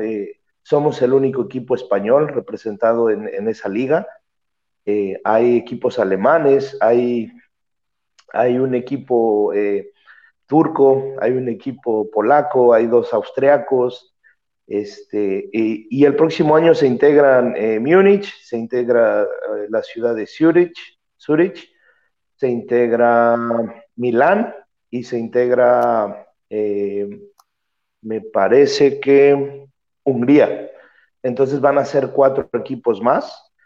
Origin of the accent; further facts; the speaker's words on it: Mexico; moved away; soy el único mexicano, bueno, ya era el único mexicano, pero ahora soy el único mexicano eh, por acá